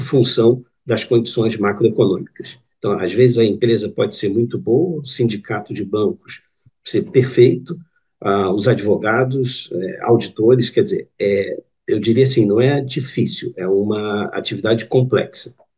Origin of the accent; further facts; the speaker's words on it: Rio de Janeiro, Brazil; moved away as an adult; also born or lived in Singapore; now in Portugal; eu sou brasileiro, carioca.